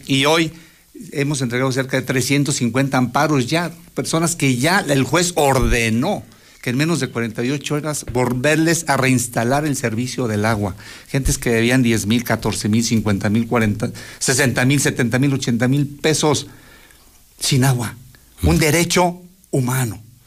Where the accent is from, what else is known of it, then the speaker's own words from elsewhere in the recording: Aguascalientes, Mexico; soy de toda la vida de Aguascalientes